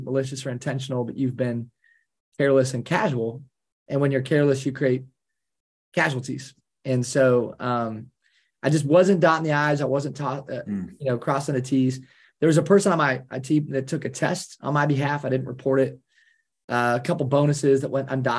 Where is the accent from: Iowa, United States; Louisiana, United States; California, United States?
Iowa, United States; Kalona; I'm a small town Iowa guy. I grew up in Kelowna, Iowa, which is the largest Amish community west of the Mississippi